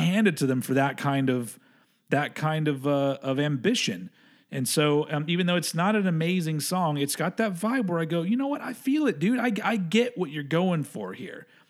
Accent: Texas, United States; moved away; I grew up in Texas

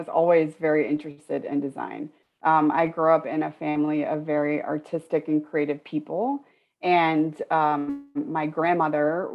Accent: Florida, United States; moved away; going from where I grew up in Florida and where I was in school in Florida to London

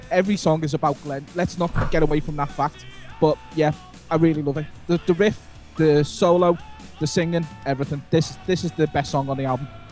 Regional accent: Liverpool, North West England, United Kingdom; I'm from Liverpool

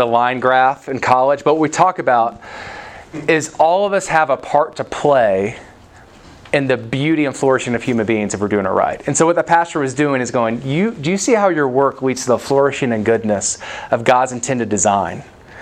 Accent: the South, United States; I'm from the South

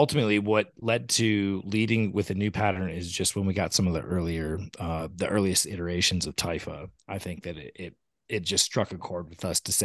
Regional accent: Michigan, United States; also born or lived in Chesapeake Bay; now in Sun Valley, United States; I grew up in Michigan

